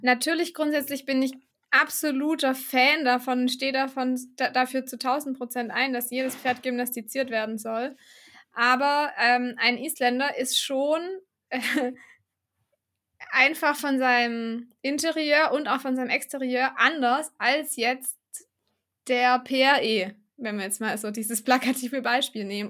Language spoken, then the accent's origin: German; Baden-Württemberg, Germany; ich komme ja aus dem Süden von Deutschland, aus Baden-Württemberg